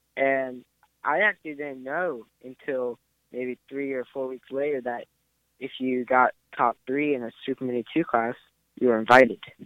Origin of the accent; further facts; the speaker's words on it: Maryland, United States; I'm from Maryland